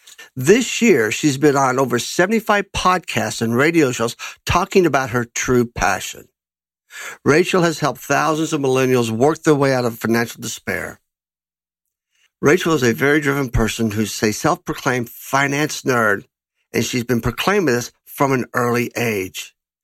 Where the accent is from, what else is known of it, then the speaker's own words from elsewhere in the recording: Lexington, Kentucky, United States; I grew up in Lexington, Kentucky.